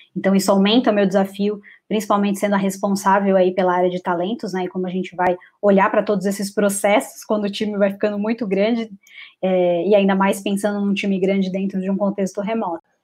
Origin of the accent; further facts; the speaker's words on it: São Paulo, Brazil; also born or lived in Florianópolis; eu sou de São Paulo